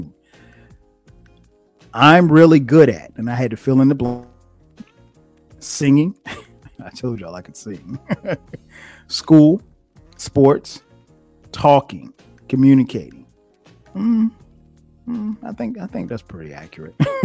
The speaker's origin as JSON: {"language": "English", "town": "Florence", "region": "South Carolina", "country": "United States", "tie": "born or raised there", "also_born_or_lived": "Newark, New Jersey", "moved": "as an adult", "lives_now": "Atlanta, United States", "said": "My parents moved when I was 3 to Florence, South Carolina, and that's where I grew up."}